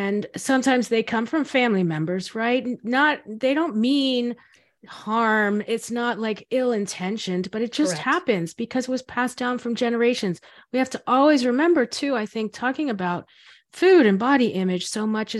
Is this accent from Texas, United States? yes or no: no; Florida, United States; we grew up in Florida